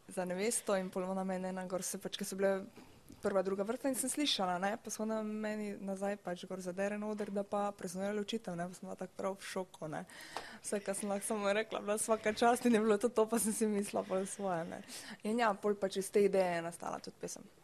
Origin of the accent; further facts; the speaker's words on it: Styria, Slovenia; prihajam iz Slovenije, da sem Štajerka.